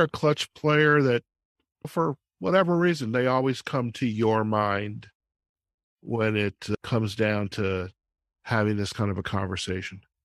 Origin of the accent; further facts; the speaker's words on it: Detroit, Michigan, United States; growing up in Detroit in the 60s